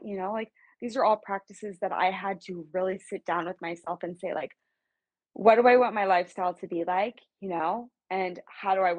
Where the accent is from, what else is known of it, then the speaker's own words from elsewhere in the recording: Kansas City, United States; moved away as an adult; now in West Coast, United States; I'm from Kansas City, born and raised. I live on the West Coast right now.